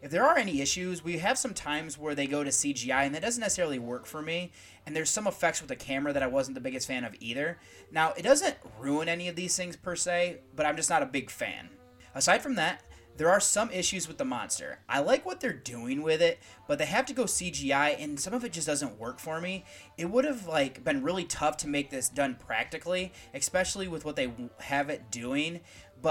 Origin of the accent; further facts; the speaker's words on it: United States; As an American citizen